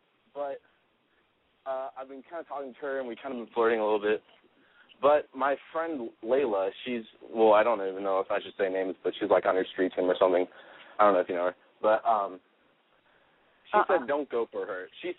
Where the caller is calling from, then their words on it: California, United States; I'm calling from Louisiana, but I live in California. I'm here on vacation.